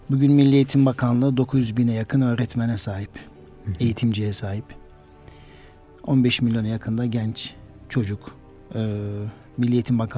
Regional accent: Karaman, Karaman Province, Turkey; moved away as an adult; also born or lived in Konya / Ankara / Kayseri; 1969 Karaman doğumluyum. Karaman İmam Lisesi mezunuyum.

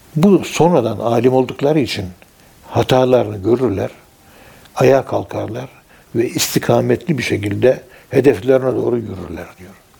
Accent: Ankara, Turkey; Biz Ankara'nın yerlisiyiz

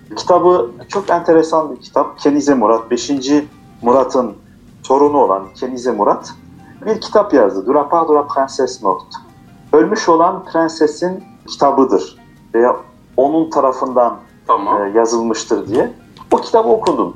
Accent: Strasbourg, Grand Est, France; first language Turkish; Biz orada dünyaya gelmişiz.

